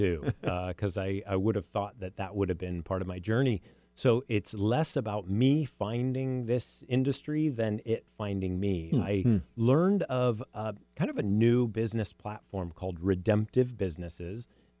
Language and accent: English; Bellevue, Washington, United States; Yeah, I'm a local. I was born in Overlake Hospital, actually. So I grew up on Somerset Hill.